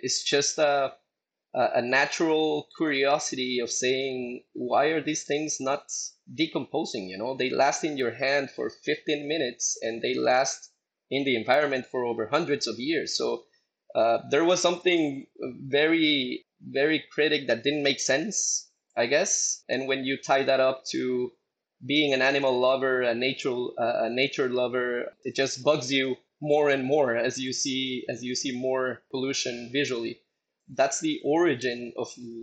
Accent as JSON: {"language": "English", "country": "Guatemala", "tie": "born or raised there", "also_born_or_lived": "Boston", "said": "I grew up in Guatemala, lived here my whole life up until I went to college in Boston"}